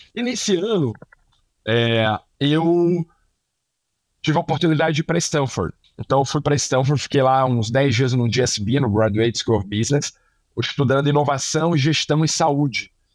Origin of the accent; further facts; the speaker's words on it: Rio de Janeiro, Brazil; moved away as an adult; now in São Paulo, Brazil; eu sou paulista, fui pro Rio com três anos, porque meu pai foi pra Globo lá